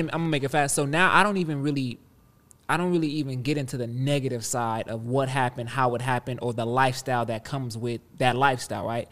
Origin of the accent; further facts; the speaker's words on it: Compton, California, United States; and I'm from Compton